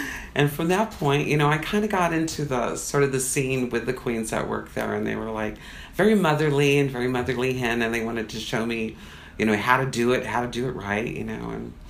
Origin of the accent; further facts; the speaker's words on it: Tucson, Arizona, United States; moved away as an adult; I'm from Arizona, Tucson, Arizona originally. That's where I was raised. My father grew up in the Bronx, so he was a New Yorker. And I came here when I was 18, pretty much